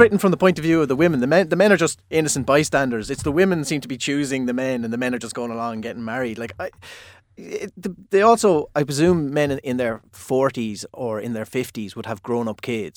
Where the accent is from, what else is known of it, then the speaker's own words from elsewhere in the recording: Limerick, Munster, Ireland; I'm from Limerick.